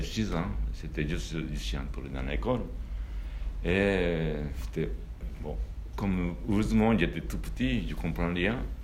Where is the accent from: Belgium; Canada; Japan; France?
Japan; French is a second language; moved away as an adult